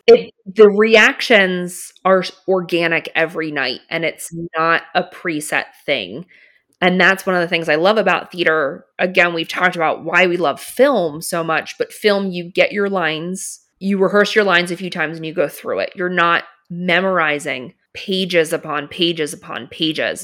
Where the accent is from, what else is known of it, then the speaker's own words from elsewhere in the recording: Philadelphia, Pennsylvania, United States; I grew up in Philly, so a little farther from New York